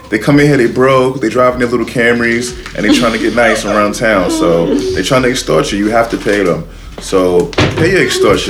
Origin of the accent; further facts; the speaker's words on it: New York City, New York, United States; I'm from the Bronx.